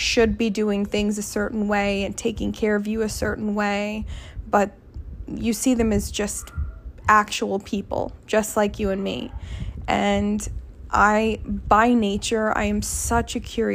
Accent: Sugar Land, Texas, United States; I grew up in Texas in Sugar Land

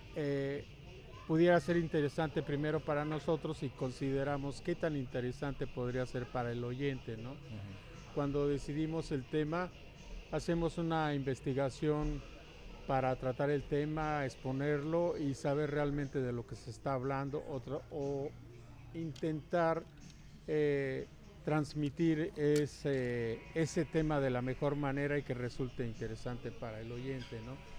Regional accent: Yurécuaro, Michoacán, Mexico; allá en mi pueblo, bueno, en nuestro pueblo que se llama Yurecuaro, Michoacán

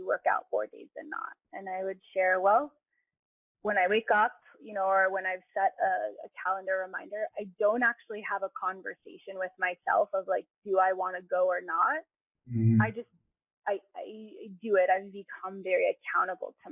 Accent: United States; also born or lived in Hawaii / California; I grew up in Hawaii and in California

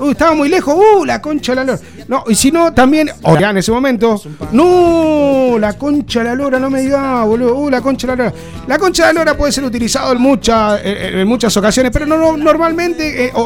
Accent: Seville, Andalusia, Spain; eh, soy de Sevilla.

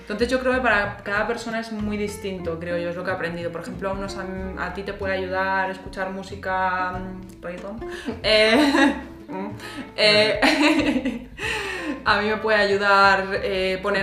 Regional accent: Madrid, Community of Madrid, Spain; moved away as an adult; now in Berlin, Germany; yo vengo de Madrid, de España

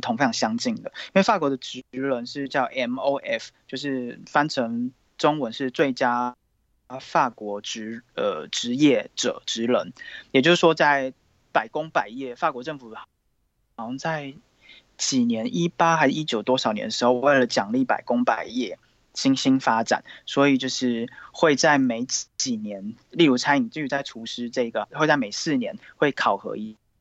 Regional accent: Taiwan; moved away as an adult; now in France; 我们都是来自台湾

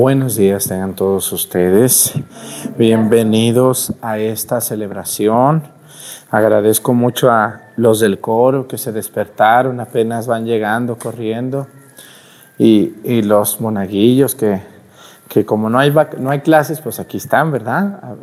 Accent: Mexico; moved away; also born or lived in southern Mexico; Allá en mi tierra, donde yo soy

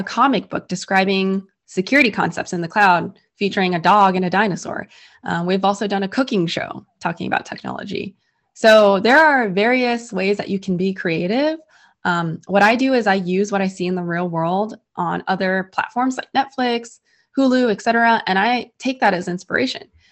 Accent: San Francisco, California, United States; I was born and raised in San Francisco

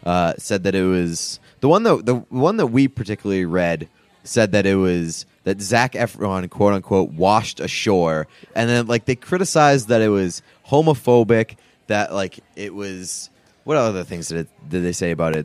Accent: New England, United States; I'm from New England

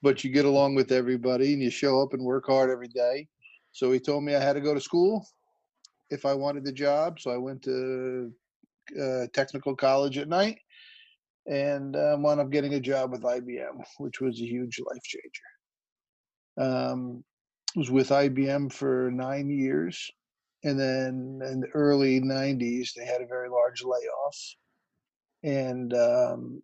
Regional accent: West Milford, New Jersey, United States; Born and raised in West Milford, New Jersey, in a broken family.

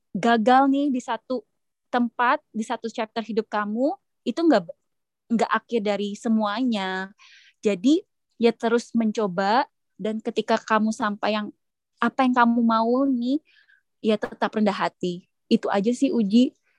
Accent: Indonesia; moved away

